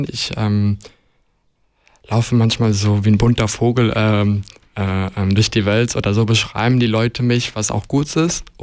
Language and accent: German; Luxembourg; ich bin in Luxemburg ja geboren und aufgewachsen tatsächlich. Ähm, und ich bin dann jeden Sommer bis, glaube ich, zum 18. Lebensjahr, glaube ich, ähm, jeden Sommer nach Montenegro gefahren